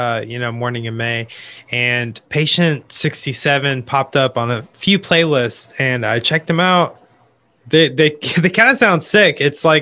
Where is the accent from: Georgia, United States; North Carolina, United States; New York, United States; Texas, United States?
North Carolina, United States; I'm from North Carolina